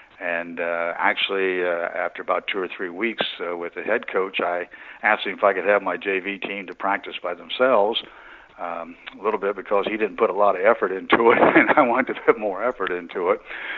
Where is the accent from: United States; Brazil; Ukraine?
United States; East Central Ohio; moved away as an adult; also born or lived in Anderson, Indiana; Yes, I grew up in East Central Ohio. It's kind of the Appalachian area of Ohio, very poor area